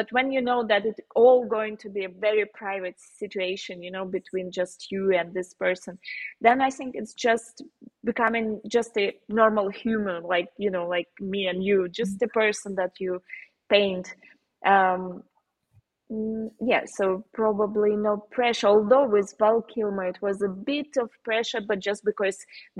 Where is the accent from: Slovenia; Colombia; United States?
Slovenia; accent: Slovenian; English is a second language; Probably it's a bit like, you know, like scary, especially with my Slovenian accent.